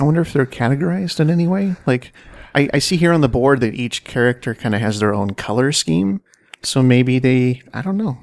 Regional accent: Washington, United States; I was born in Washington State.

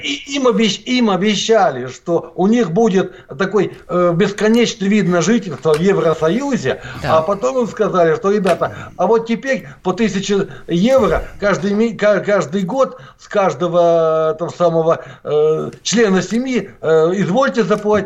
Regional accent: Norilsk, Krasnoyarsk Krai, Russia; now in Latvia; родился я в городе Норильске.

